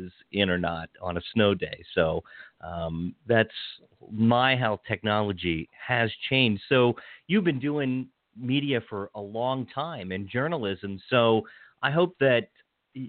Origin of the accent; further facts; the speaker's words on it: Hagerstown, Maryland, United States; It's my hometown station. I grew up in Hagerstown